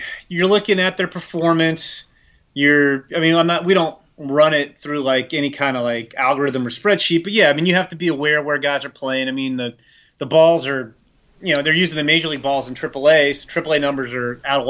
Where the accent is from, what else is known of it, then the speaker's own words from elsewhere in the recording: Northern Virginia, United States; I grew up in the Northern Virginia area